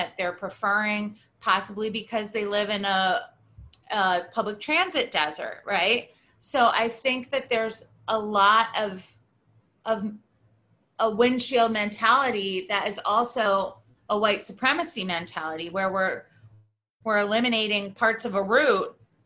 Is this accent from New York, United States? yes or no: yes; Rochester, New York, United States; I grew up in Rochester, New York.